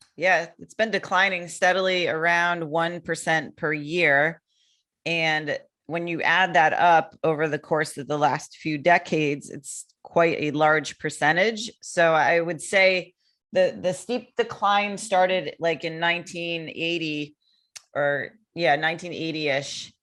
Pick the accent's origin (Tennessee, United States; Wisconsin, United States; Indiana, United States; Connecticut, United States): Connecticut, United States; moved away as an adult; now in Florida, United States; I'm from Connecticut originally